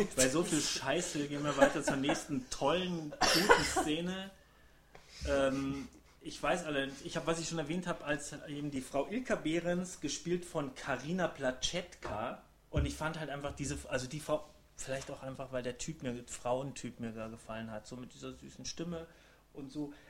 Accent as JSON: {"language": "German", "town": "Rosenheim", "region": "Bavaria", "country": "Germany", "said": "in Rosenheim, da wo ich herkomme"}